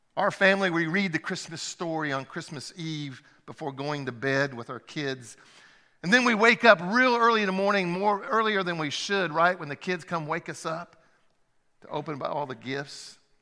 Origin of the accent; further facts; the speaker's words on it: Francesville, Indiana, United States; I grew up in Indiana.